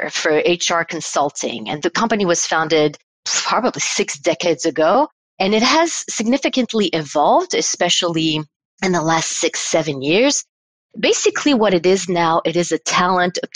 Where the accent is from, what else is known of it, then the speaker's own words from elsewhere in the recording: Paris, Île-de-France, France; in Paris, France, and this is where I'm from. I'm from France.